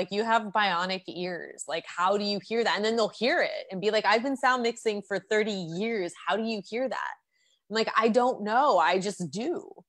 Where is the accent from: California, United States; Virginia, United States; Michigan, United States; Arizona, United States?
Michigan, United States; born there; now in Tucson, United States; No, I was born in Michigan.